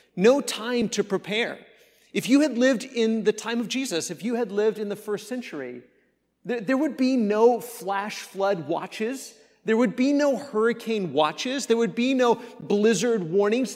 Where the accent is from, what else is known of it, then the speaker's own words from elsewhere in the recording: Kansas, United States; moved away; I grew up in Kansas where we experienced a lot of those tor-, storms